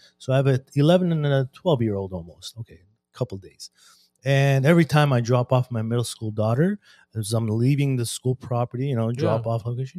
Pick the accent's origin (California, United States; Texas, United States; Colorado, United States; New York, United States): California, United States; Glendale; when we were teenagers growing up in Glendale